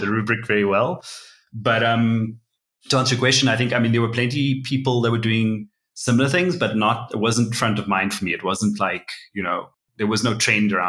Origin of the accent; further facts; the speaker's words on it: Cape Town, Western Cape, South Africa; moved away as an adult; now in Johannesburg, South Africa; I'm originally from Cape Town, South Africa, and now I live in Joburg, and I've been here about 6 years.